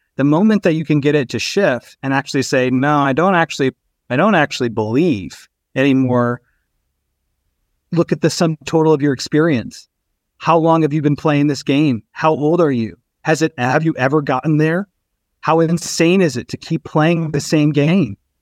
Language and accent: English; Texas, United States; also born or lived in Albany, New York; I was actually raised in Texas